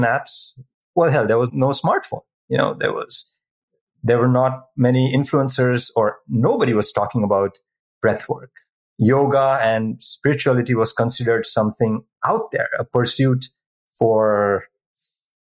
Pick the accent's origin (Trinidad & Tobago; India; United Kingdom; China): India; moved away; I'm originally from India. It's in my culture